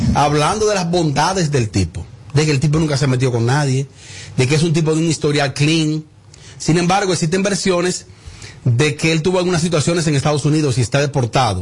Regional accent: Bonao, Monseñor Nouel, Dominican Republic; mi pueblo Bonao

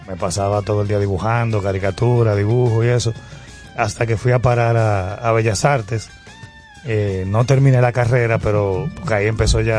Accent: Dominican Republic; Nosotros, somos dominicanos. Pero eh, de origen. Mi abuelo libanés

